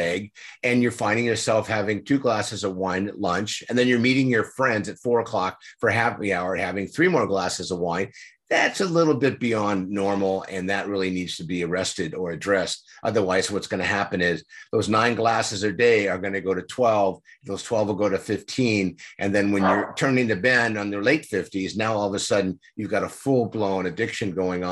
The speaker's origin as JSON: {"language": "English", "town": "San Diego", "region": "California", "country": "United States", "tie": "born or raised there", "said": "I grew up in San Diego. I'm a native here."}